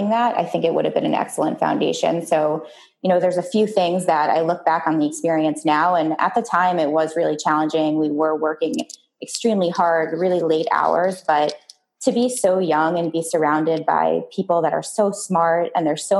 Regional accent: River Vale, New Jersey, United States; I grew up in a tiny town outside of New York City in the suburbs. It was called Rivervale, New Jersey

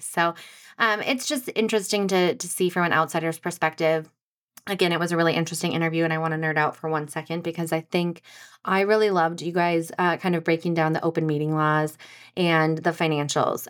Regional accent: Anoka, Minnesota, United States; I'm from Anoka.

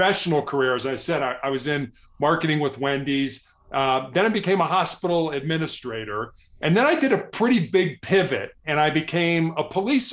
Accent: Chicago, Illinois, United States; I was born and raised in Chicago, which is probably the third largest city here in the United States

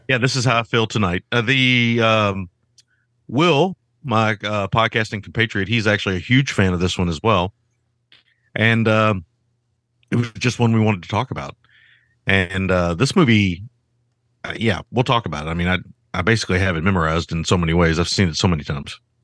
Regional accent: Kentucky, United States; I grew up in Kentucky

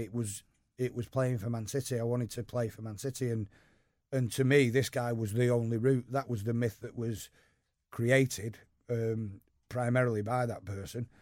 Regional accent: Eccles, North West England, United Kingdom; also born or lived in Urmston; I grew up just over the canal in Eccles.

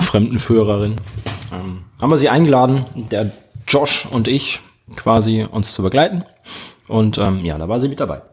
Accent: Germany; wir Deutschen

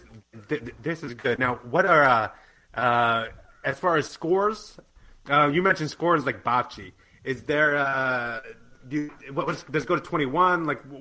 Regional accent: Arnold, Maryland, United States; we're from Arnold myself, so, yeah, very, very familiar with that area.

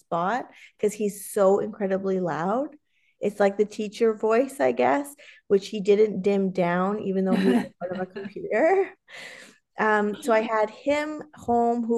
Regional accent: Canada; I grew up rurally in Canada, so we didn't really have TV

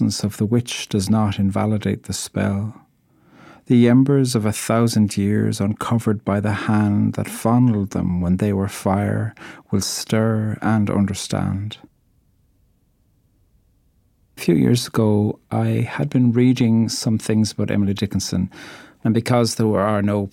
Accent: Ireland; I'm an Irish poet

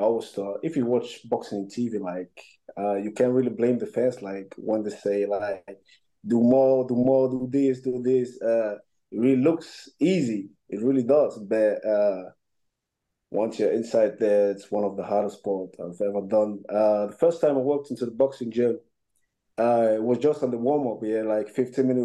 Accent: Germany; also born or lived in Buea, Cameroon; I came to Germany by the age of 8.

